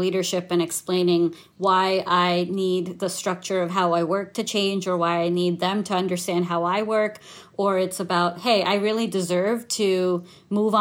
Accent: New York, United States; also born or lived in India; I was born in India, and I moved to New York with my family when I was 2 years old

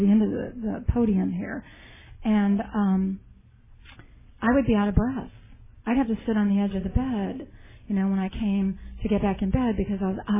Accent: Denver, Colorado, United States; now in Tempe, United States; I grew up in Denver, Colorado

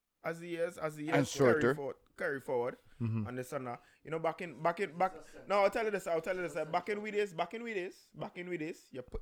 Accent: Trinidad & Tobago; now in Toronto, Canada; I come from Trinidad and Tobago.

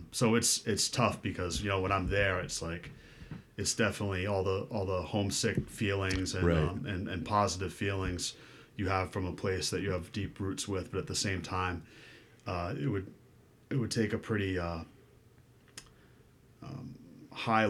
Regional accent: Fall River, Massachusetts, United States; also born or lived in New Bedford; I grew up in Fall River

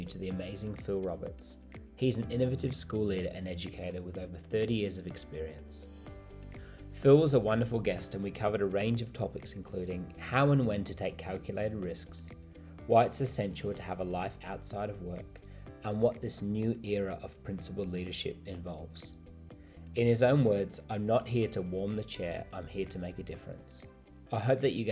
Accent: England, United Kingdom; I was born in England, and I grew up drinking tea

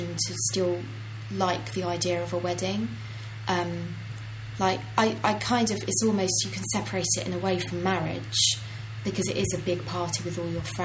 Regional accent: Ireland; I'm Irish.

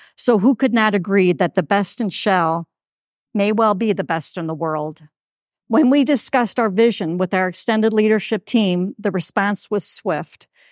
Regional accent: Toledo, Ohio, United States; Sunoco's refinery in Toledo, Ohio, my hometown.

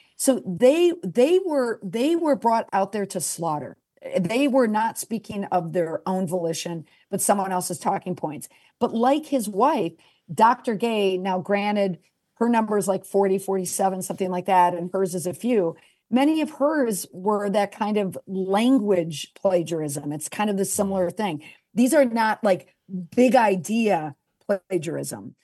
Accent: United States; I'm the American

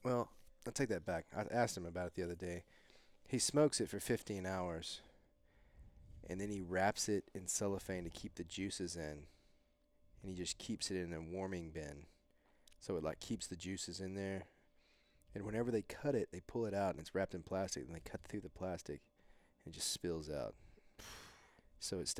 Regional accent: Canton, United States; we grew up together in Canton

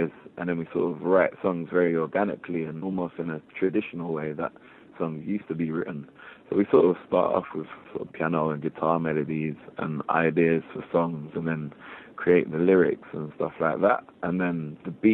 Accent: London, United Kingdom; We grew up in East London, and we were surrounded by so many different cultures

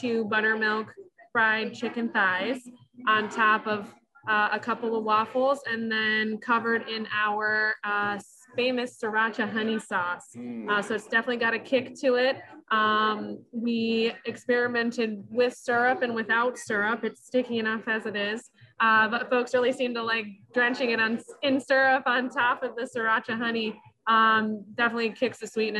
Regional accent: Michigan, United States; moved away as an adult; also born or lived in Denver; now in Grand Rapids, United States; I actually am born and raised in Michigan, so I'm so happy to be back

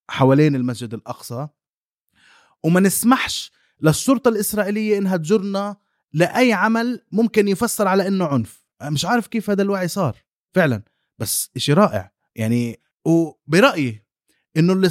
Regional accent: Jerusalem, Palestine; انا شخصي انا انا مقدسي وعايش طول عمري في القدس

